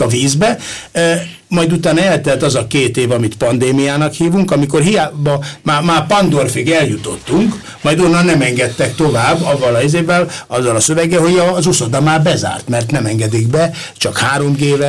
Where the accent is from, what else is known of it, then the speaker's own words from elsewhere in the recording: Pest area, Hungary; also born or lived in Valkó; mi mind a ketten Pest környékiek vagyunk